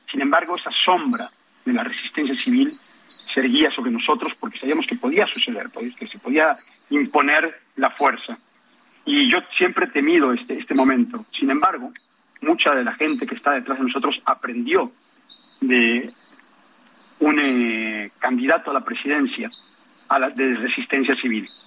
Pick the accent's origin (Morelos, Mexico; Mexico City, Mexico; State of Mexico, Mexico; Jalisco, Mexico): State of Mexico, Mexico; Naucalpan de Juárez; Creyendo que soy extranjero por la forma en la que hablo, para todos, soy de Naucalpan, de Juárez, soy mexicano, mexicano, pero viví mucho tiempo fuera.